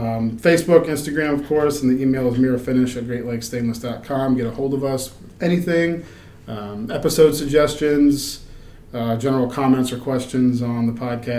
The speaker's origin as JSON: {"language": "English", "country": "United States", "tie": "born or raised there", "also_born_or_lived": "Virginia", "moved": "as an adult", "said": "I grew up on Chesapeake Bay."}